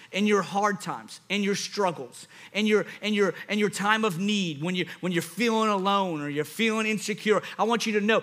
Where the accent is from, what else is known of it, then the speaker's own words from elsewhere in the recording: Louisiana, United States; I'm from Louisiana.